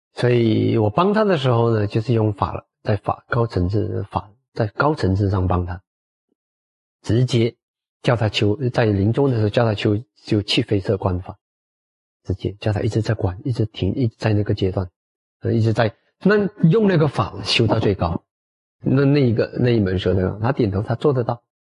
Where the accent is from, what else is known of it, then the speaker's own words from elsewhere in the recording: Malacca, Malaysia; 到马来家，到我们的家乡